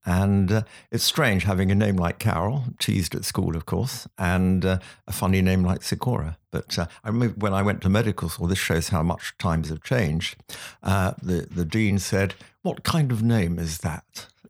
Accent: Stafford, West Midlands, United Kingdom; also born or lived in London; I grew up in Stafford in the Midlands. My father was an engineer, worked for English Electric at the time there.

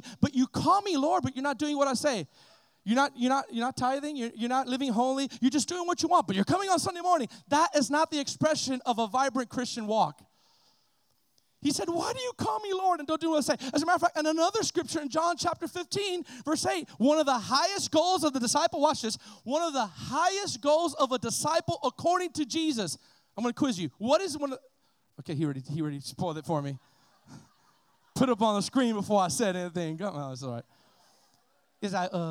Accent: Miami, Florida, United States; I was this kid from Miami that got saved

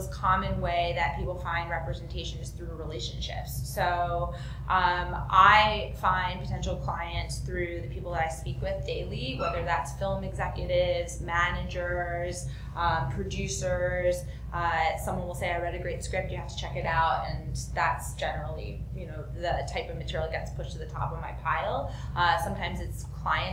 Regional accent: New Jersey, United States; I'm from New Jersey

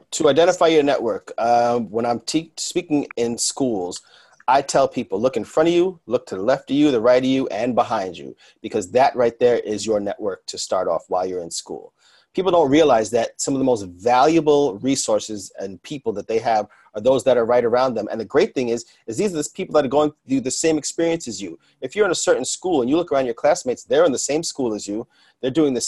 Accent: New York City, New York, United States; being a New Yorker

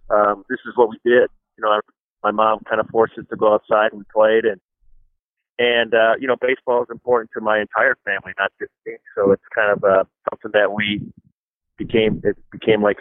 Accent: La Crosse, Wisconsin, United States; that's my hometown. I grew up in La Crosse, Wisconsin.

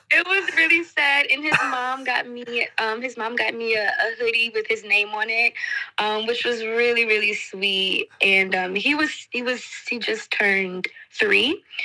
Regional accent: Detroit, Michigan, United States; moved away as an adult; also born or lived in Washington, D.C. / France; I am originally from Detroit, Michigan

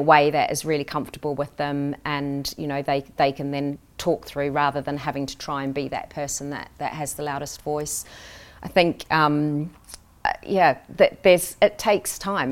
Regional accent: New Zealand; moved away as an adult; now in United Kingdom; I grew up in New Zealand.

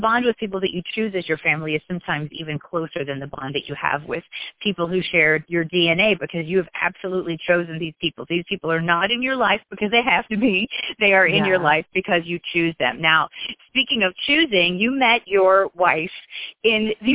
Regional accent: the South, United States; I'm from the South

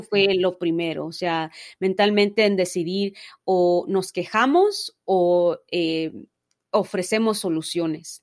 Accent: Los Angeles, California, United States; nací, crecí en Los Ángeles, California

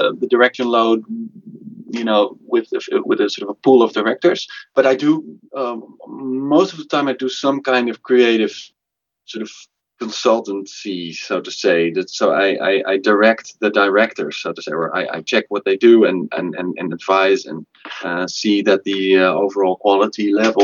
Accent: Amsterdam, North Holland, Netherlands; also born or lived in Belgium; I am from Amsterdam, and I studied in Belgium in a very sort of traditional school. And later, I moved back to Amsterdam

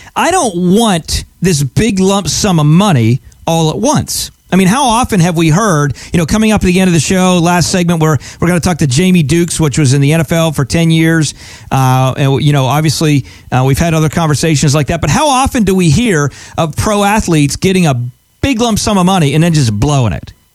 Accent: Pennsylvania, United States; I grew up in Pennsylvania

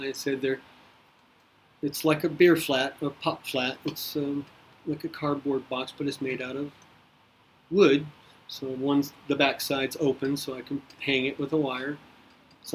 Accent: Nebraska, United States; Moved in and out of Nebraska. And I've stayed in Nebraska, so I'm pretty much from Nebraska.

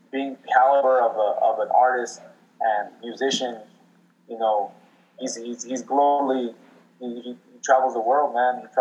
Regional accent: Mexico; Yeah, I'm proud to be Mexican.

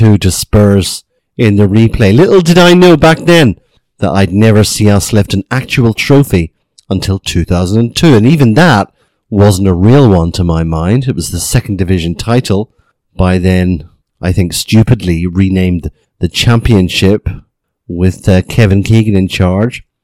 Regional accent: Carrickfergus, Northern Ireland, United Kingdom; moved away as an adult; now in South Korea; I'm a Northern Irishman, grew up in Carrickfergus in Northern Ireland, and now living out here as an assistant professor in South Korea.

